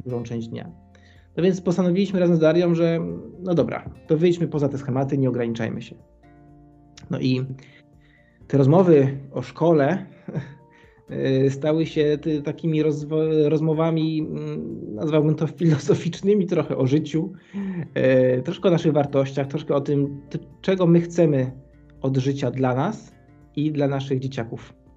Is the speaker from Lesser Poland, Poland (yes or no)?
yes; Kraków, Lesser Poland, Poland; moved away as an adult; Jesteśmy z Krakowa, oryginalnie z Krakowa, chociaż dzisiaj już troszkę innej części mm, Europy